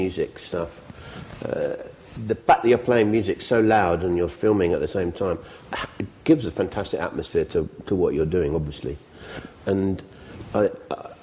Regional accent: England, United Kingdom; I'm English

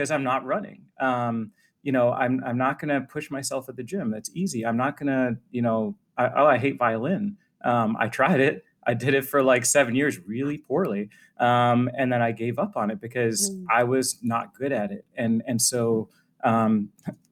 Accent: Boston, Massachusetts, United States; moved away as an adult; also born or lived in Washington, D.C.; I grew up in Boston

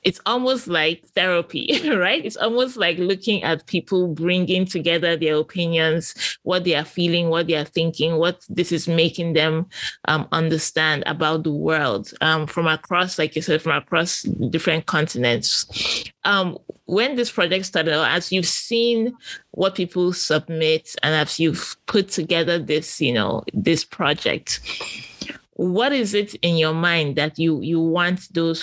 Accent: Nigeria; I'm Nigerian

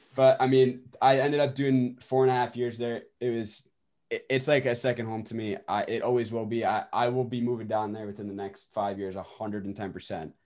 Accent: Westhampton, New York, United States; I'm from West Hampton, New York

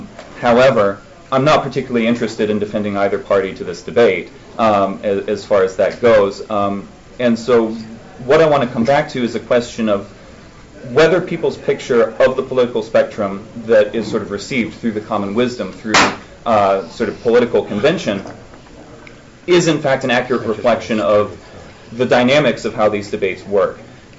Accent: Alabama, United States; I came from Alabama, so Senator Shelby is one of the Republicans that I've had to deal with in my time.

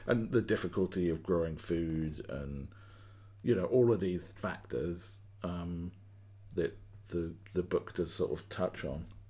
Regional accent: United Kingdom; I'm a Brit

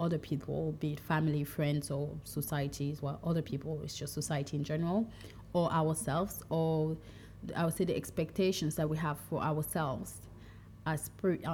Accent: Cameroon; moved away; also born or lived in France; When someone asks me where I'm from, sometimes I'll say France, sometimes I'll say Cameroon, but in my deep heart, I'm more from my tribe than anything else

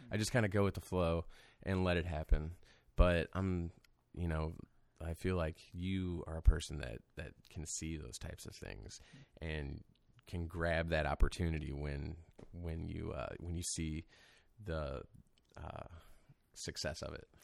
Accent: Wentzville, Missouri, United States; now in St. Louis, United States; I'm from Saint Charles County, so I grew up out there and out in Wentzville

